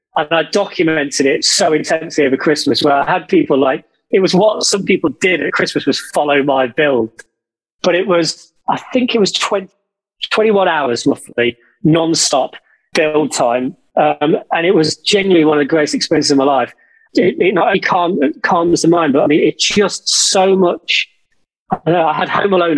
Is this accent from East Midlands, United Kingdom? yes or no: yes; Derby, East Midlands, United Kingdom; now in London, United Kingdom; Derby, my hometown